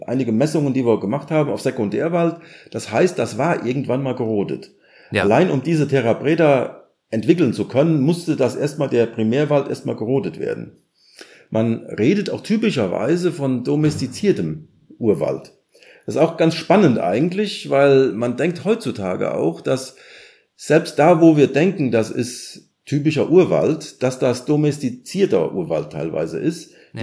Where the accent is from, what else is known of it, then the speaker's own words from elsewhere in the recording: Germany; wir gedacht haben als Deutscher